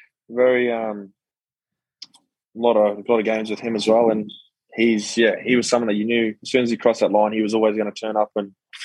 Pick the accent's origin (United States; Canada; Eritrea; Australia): Australia; Queensland; being a Queenslander